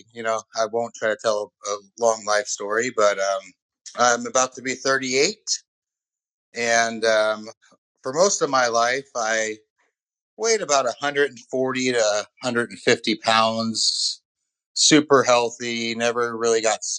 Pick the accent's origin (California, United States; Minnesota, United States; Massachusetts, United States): California, United States; also born or lived in Oklahoma / Texas / Chicago; now in Austin, United States; I grew up in California, spent a little bit of time in Oklahoma, near Oklahoma City, then moved down to back to California and back out to Texas.